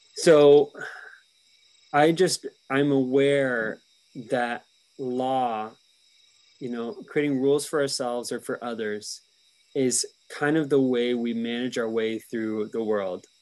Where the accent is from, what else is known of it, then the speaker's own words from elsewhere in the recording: United States; as an American